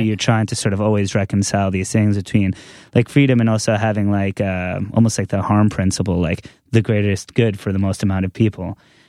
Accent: New York, United States; I never knew what the fuck that was growing up on Long Island, right.

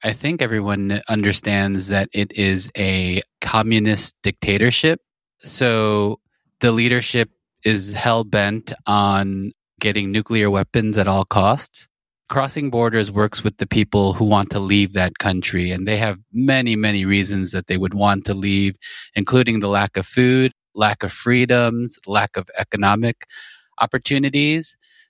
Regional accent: United States; also born or lived in South Korea; Yeah, I grew up in America. I was born in South Korea. My parents immigrated when I was a baby

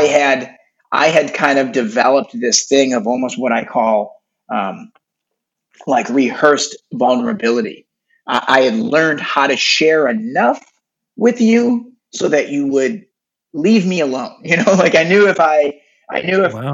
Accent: Detroit, Michigan, United States; now in Los Angeles, United States; I grew up in Detroit, Michigan

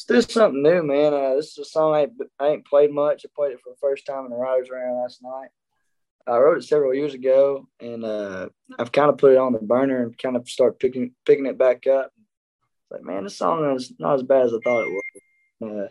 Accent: Nashville, Arkansas, United States; also born or lived in Murfreesboro, Arkansas; now in Nashville, Tennessee, United States; I'm from Nashville, Arkansas, and we moved to Murfreesboro, Arkansas

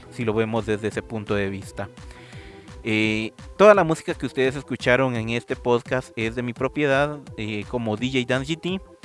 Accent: Guatemala; aquí en Guatemala

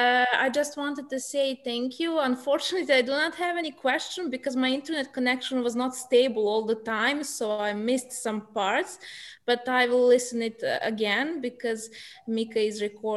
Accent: Belgrade, Serbia; I am from Belgrade, Serbia.

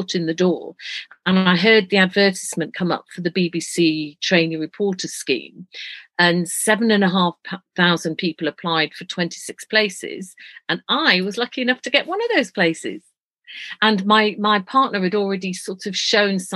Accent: Leeds, Yorkshire and the Humber, United Kingdom; moved away; I'm a Yorkshire lass. I was born in Leeds to an Irish Catholic family

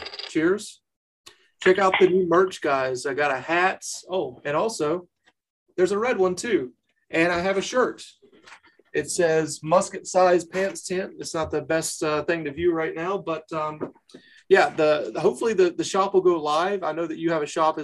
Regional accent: North Carolina, United States; I'm from North Carolina

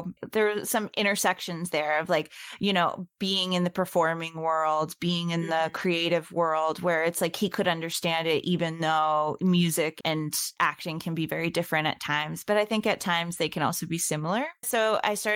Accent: Boston, Massachusetts, United States; I grew up in Boston. I was born over on the East Coast.

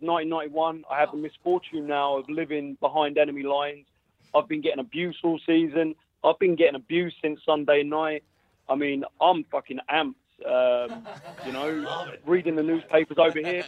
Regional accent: London, United Kingdom; now in Boston, United States; I'm originally from London.

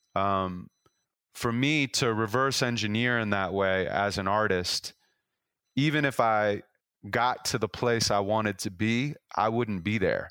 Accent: Los Angeles, California, United States; I'm from Los Angeles

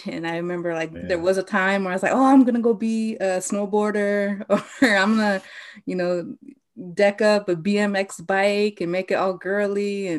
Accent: South Dakota, United States; So I'm originally from Central South Dakota. I come from the Cheyenne River Lakota Nation, and I disenrolled when I was 18 and enrolled in my father's side in the Spirit Lake Dakota Nation up in Fort Todd, North Dakota.

